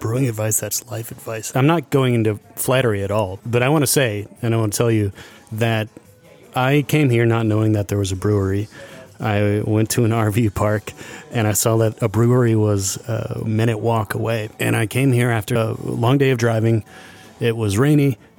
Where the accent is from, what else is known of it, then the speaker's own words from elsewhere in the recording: Iowa, United States; I'm from Iowa